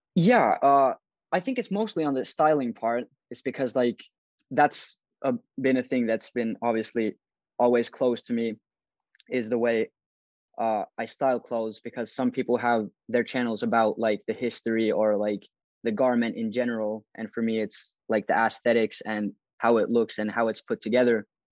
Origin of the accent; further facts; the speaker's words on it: Turku, Southwest Finland, Finland; I'm from Turku, Finland